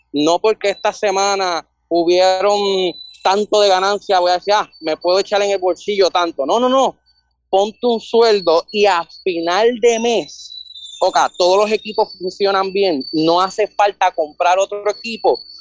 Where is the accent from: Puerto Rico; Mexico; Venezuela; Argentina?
Puerto Rico; Bayamón; 24 de Bayamón